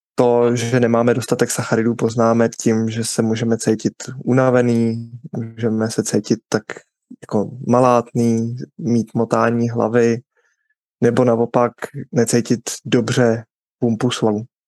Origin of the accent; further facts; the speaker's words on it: Bohemia, Czechia; tady u nás v Čechách